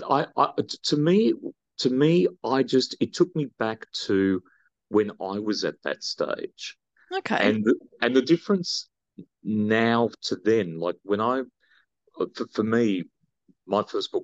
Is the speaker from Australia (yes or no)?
yes; Australia; we're Australian